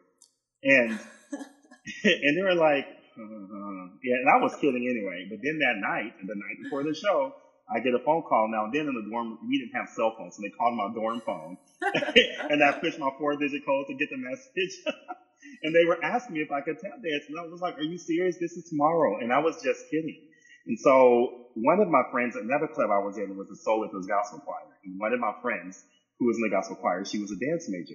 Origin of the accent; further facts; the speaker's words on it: San Diego, California, United States; moved away as an adult; also born or lived in New York / Los Angeles; I was from San Diego, California.